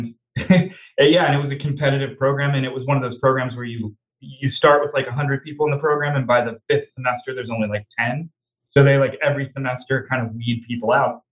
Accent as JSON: {"language": "English", "town": "Little Rock", "region": "Arkansas", "country": "United States", "tie": "born or raised there", "said": "I grew up in Little Rock, Arkansas"}